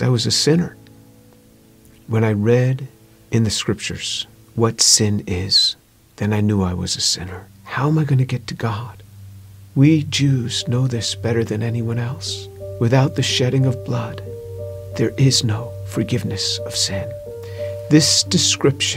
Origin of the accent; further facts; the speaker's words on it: New York, United States; I grew up just outside of New York City.